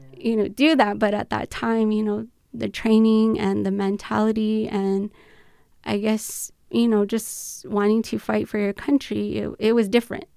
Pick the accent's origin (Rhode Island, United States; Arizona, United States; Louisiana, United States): Arizona, United States; Chuichu, Tohono O'odham Nation; also born or lived in Gu Oidak; I grew up in Chulic